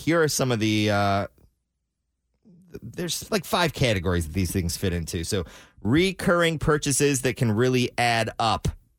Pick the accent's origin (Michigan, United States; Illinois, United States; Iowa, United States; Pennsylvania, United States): Michigan, United States; Detroit; there's a lot of Polish people in Cleveland. That's kind of how I grew up in Detroit.